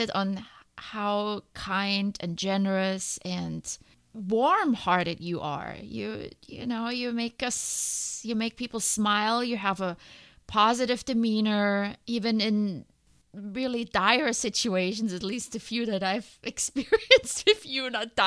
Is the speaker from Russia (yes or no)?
no; Germany; English is a second language; moved away as an adult; now in United States